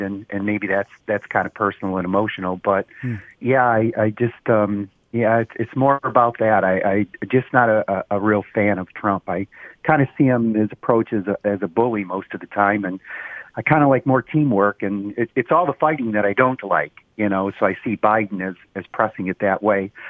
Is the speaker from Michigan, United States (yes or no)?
yes; Roseville, Michigan, United States; also born or lived in Shelby Township, Michigan / Japan; I grew up in Roseville.